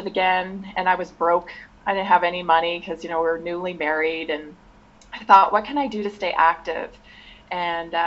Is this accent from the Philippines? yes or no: no; Victoria, British Columbia, Canada; moved away as an adult; now in United States; I was born in Victoria, moved out here just to go to school